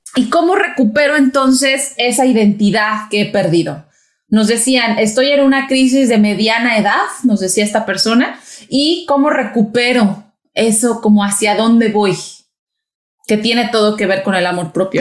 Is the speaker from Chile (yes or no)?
no; Mexico; also born or lived in Brazil; now in United States; soy mexicana, viví en México